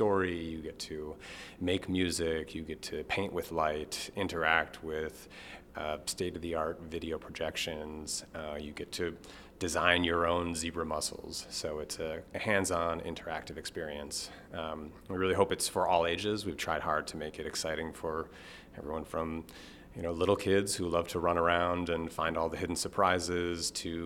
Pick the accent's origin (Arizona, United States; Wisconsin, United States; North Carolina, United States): Wisconsin, United States; Milwaukee; moved away as an adult; also born or lived in California; I grew up in the Milwaukee area